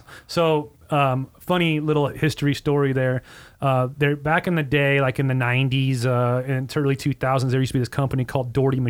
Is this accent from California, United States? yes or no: yes; Hesperia, California, United States; moved away as an adult; also born or lived in Orange County, California; I'm from California, but basically, I lived in Hesperia, which is the top of the Cajon Pass, yeah. since I was 2 years old till I was like 30. I think mm-hmm. I moved out when I was 32.